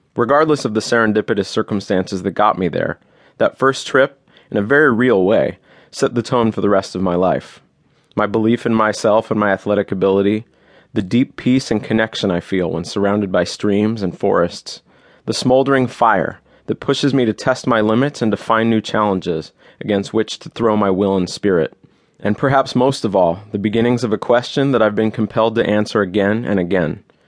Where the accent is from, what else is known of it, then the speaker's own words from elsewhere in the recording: Los Angeles, California, United States; I grew up in Los Angeles